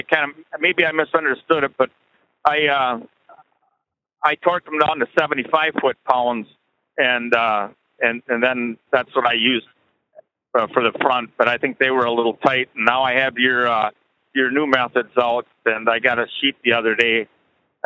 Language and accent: English; Minnesota, United States; I'm from Minnesota, but I'm in Georgia right now